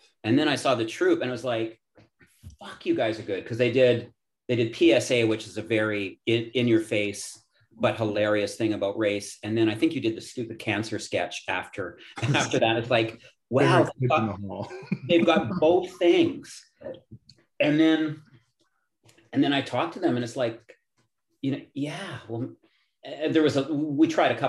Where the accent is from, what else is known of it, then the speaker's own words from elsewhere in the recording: Edmonton, Alberta, Canada; I'm from Edmonton.